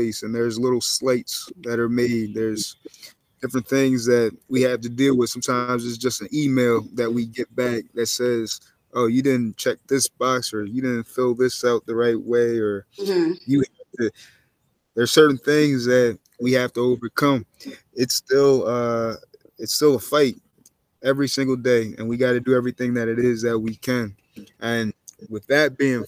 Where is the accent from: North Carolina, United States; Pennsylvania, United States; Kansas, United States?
Pennsylvania, United States; Berks County; also born or lived in Chester, Pennsylvania; I'm familiar with Amish people because I grew up in Berks County, Pennsylvania